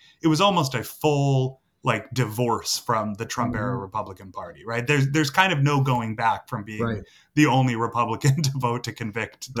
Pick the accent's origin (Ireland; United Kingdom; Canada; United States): United States; Massachusetts; I grew up in Massachusetts